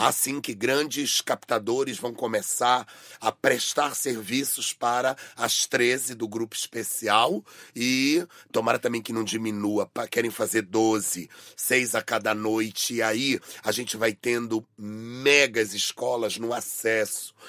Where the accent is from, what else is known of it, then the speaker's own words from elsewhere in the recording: Brazil; eu sou da Amazônia